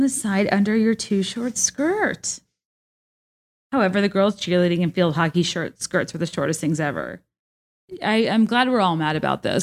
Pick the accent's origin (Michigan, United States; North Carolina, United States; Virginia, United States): Virginia, United States; also born or lived in San Diego, California; I was born in San Diego, so I looked at the high school I like would have gone to if my family had never moved to Virginia